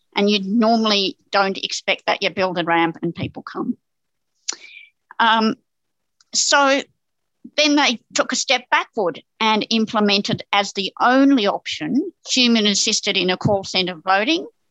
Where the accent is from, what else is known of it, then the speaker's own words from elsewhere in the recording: New South Wales, Australia; I'm from New South Wales